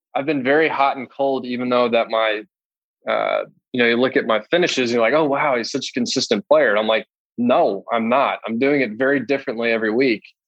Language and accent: English; Dallas, Texas, United States; also born or lived in San Francisco, California; I was born in San Francisco, then moved to Dallas when I was nine. I grew up with Lanny's kids